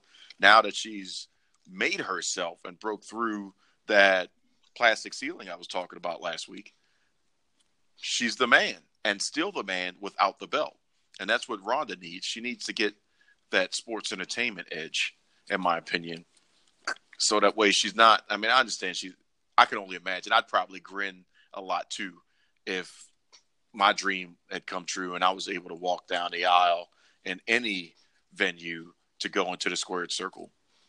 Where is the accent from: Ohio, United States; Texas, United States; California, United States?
Texas, United States; Silsbee; and I'm about to beat you down because I'm from Silsbee, Texas.